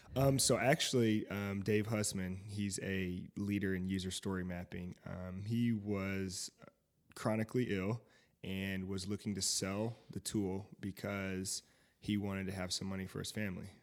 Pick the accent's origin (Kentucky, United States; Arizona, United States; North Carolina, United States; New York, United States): North Carolina, United States; Fayetteville; moved away; also born or lived in Seymour, Indiana / Indianapolis, Indiana; I'm from Fayetteville, North Carolina